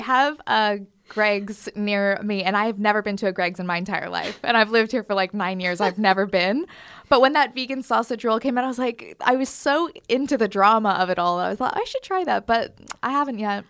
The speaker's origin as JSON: {"language": "English", "country": "Canada", "tie": "born or raised there", "moved": "yes", "said": "my s, like, town in Canada"}